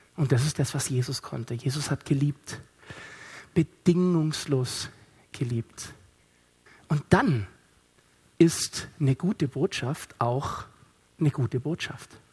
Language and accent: German; Stuttgart, Baden-Württemberg, Germany; ich komme aus Stuttgart